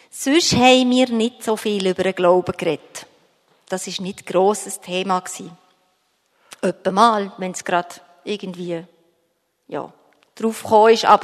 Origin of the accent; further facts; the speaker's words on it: Bern, Switzerland; bin in Bern in der Stadt aufgewachsen, ganz am Stadtrand.